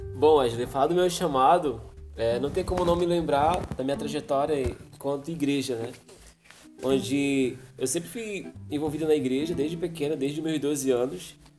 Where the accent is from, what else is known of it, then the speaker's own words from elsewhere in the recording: Amapá, Brazil; eu sou do estado do Amapá